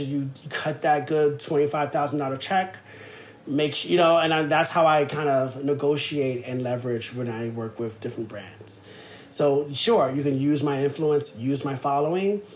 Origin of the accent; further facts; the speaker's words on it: New York City, New York, United States; I'm from Soundview in the Bronx